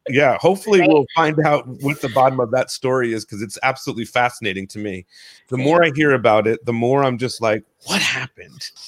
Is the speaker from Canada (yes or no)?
no; New Jersey, United States; now in Los Angeles, United States; two Jersey people in the house right now. Well, although I'm